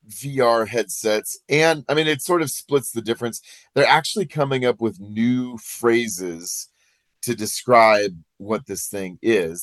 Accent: Iowa, United States; now in Colorado, United States; I'm from Iowa

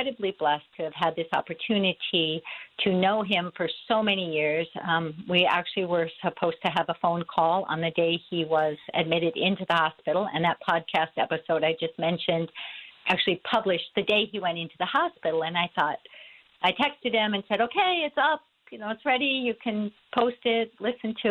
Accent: Minnetonka, Minnesota, United States; I grew up in the Twin Cities area. I was a graduate of Minnetonka High School.

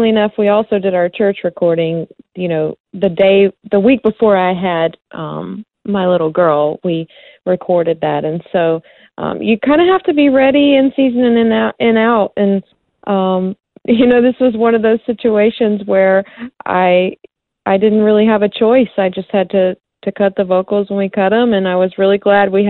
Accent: South Carolina, United States; Yeah, we we had one flashing traffic light and a volunteer fire station, and um, it's you know just a really small community, and I would say pretty conservative. And so I I grew up uh

